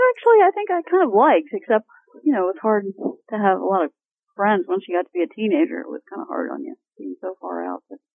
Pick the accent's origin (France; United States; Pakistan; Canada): United States; Glen Rock, Pennsylvania; born or raised there; moved away as an adult; also born or lived in Cuyahoga Falls, Ohio